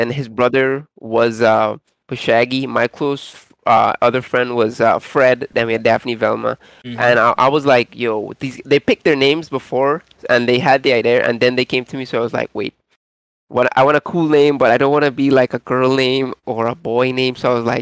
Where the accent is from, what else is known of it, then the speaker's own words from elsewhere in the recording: Trinidad & Tobago; I'm from Trinidad and Tobago.